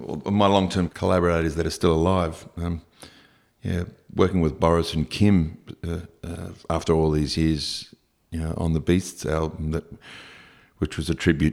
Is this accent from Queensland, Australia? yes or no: yes; Brisbane, Queensland, Australia; now in Sydney, Australia; growing up in Brisbane, if you were a little bit different walking down the street, people would just yell at you or spit at you from cars.